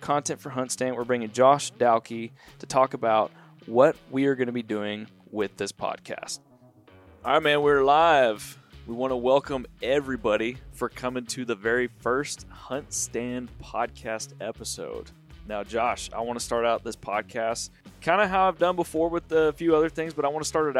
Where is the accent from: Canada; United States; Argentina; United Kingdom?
United States; Central Texas; I'm from Central Texas